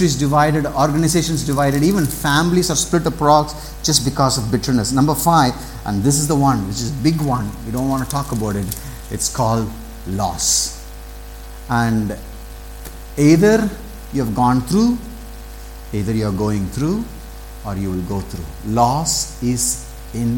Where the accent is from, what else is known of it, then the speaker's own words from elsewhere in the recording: south of Tamil Nadu, India; I grew up in south of Tamil Nadu